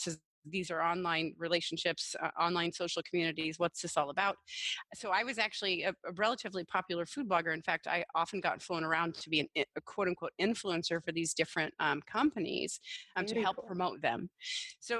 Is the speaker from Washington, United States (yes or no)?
yes; Washington, United States; in Washington State alone, which is my home state